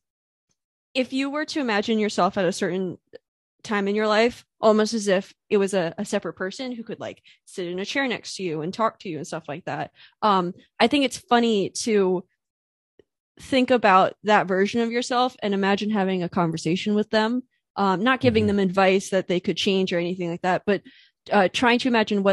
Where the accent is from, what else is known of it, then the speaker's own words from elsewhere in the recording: United States; I'm in an international relationship, so I'm American